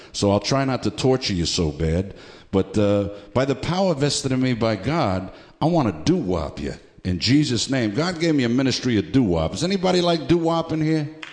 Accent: New York City, New York, United States; when I was growing up in the Bronx

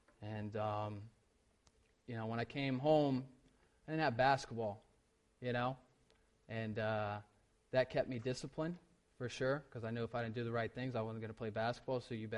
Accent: the South, United States; I grew up in the South. I'd seen altar calls.

